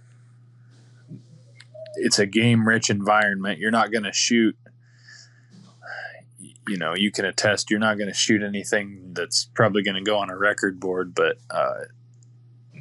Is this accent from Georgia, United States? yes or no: no; Iowa, United States; I'm obviously born and raised in Iowa